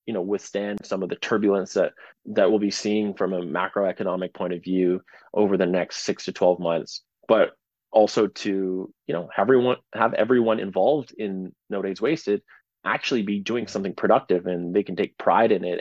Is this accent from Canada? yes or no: yes; Canada; being a Canadian